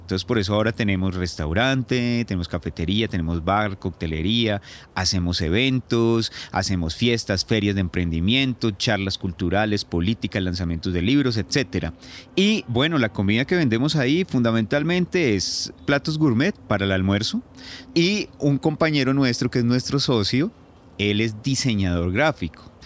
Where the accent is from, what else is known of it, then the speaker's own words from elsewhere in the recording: Tabio, Cundinamarca, Colombia; also born or lived in Putumayo / La Habana; now in Bogotá, Colombia; nací en Tabio, Cundinamarca, el 5 de noviembre de 1978